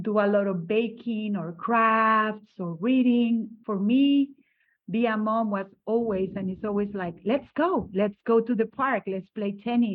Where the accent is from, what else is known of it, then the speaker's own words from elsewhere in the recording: San José, Costa Rica; I was born in San Jose, Costa Rica